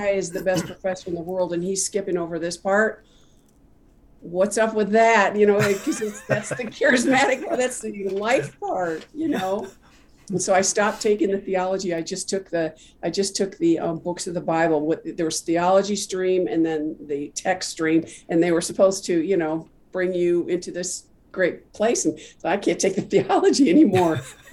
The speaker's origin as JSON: {"language": "English", "region": "Midwest", "country": "United States", "tie": "born or raised there", "moved": "yes", "lives_now": "Dallas, United States", "said": "I was not from Dallas, so I was raised in a little town in the Midwest"}